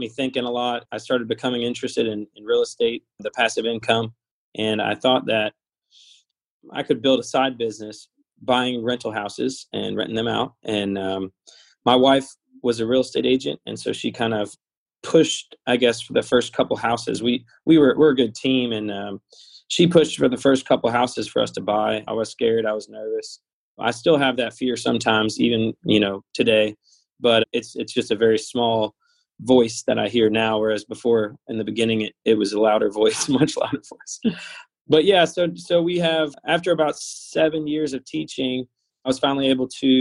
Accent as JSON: {"language": "English", "town": "Louisville", "region": "Kentucky", "country": "United States", "tie": "born or raised there", "said": "I was born here, raised here, and went to high school."}